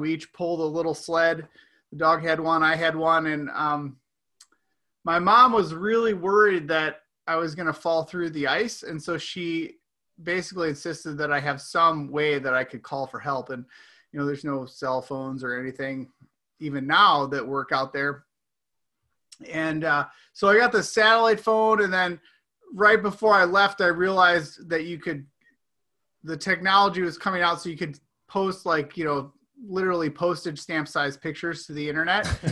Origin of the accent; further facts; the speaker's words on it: outside of Chicago, Illinois, United States; moved away; I grew up outside of Chicago